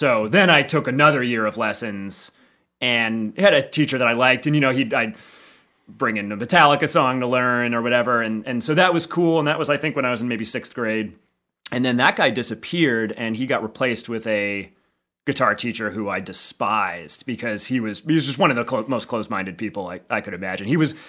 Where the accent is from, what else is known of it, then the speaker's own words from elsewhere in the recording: Philadelphia, Pennsylvania, United States; Yeah, Center City, Philly.